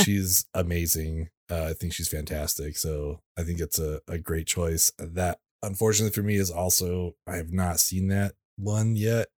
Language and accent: English; California, United States; I grew up in California